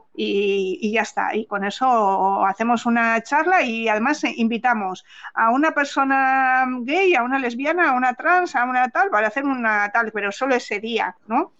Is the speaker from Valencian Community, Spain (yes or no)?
no; Palencia, Castile and León, Spain; moved away as an adult; now in San Sebastián, Spain; mi adolescencia y media juventud la pasé en Palencia. Y claro, yo me fui de Palencia